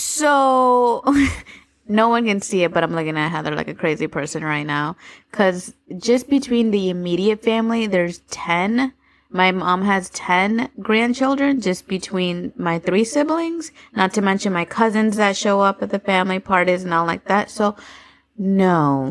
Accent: Florida, United States; I was born and raised in Florida

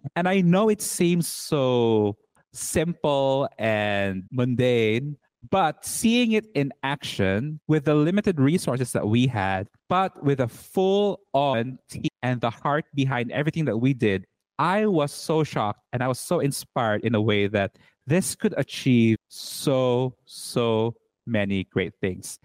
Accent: Cebu City, Central Visayas, Philippines; now in Berlin, Germany; I am Filipino. I was born and raised in Cebu City, Philippines. And currently, I am living in Berlin, Germany

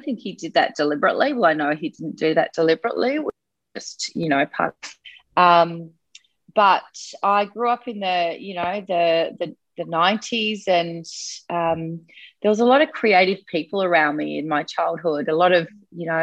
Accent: Sydney, New South Wales, Australia; I grew up on the Northern Beaches in Sydney.

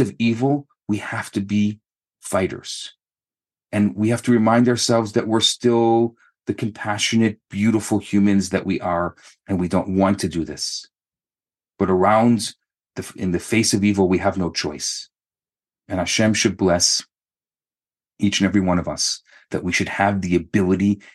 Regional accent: Chicago, Illinois, United States; now in Montreal, Canada; I grew up in Chicago

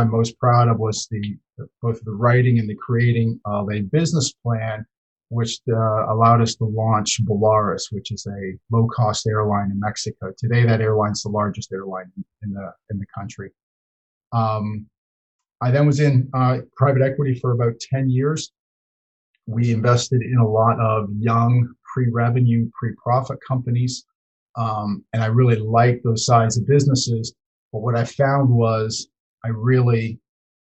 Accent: London, Ontario, Canada; I grew up in London, Ontario

